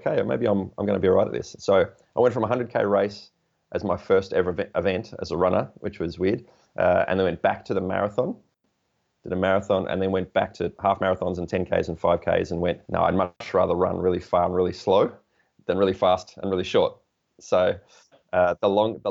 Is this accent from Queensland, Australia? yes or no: no; Portland, Victoria, Australia; my hometown of Portland, which is 375 kilometres